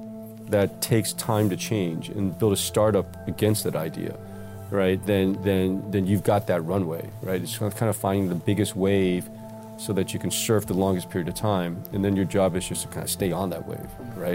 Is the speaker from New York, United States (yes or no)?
yes; New York City, New York, United States; I grew up in New York City, call it the 70s and 80s, right? So a little different New York than these days, pre-internet, pre-tech, pre-computers.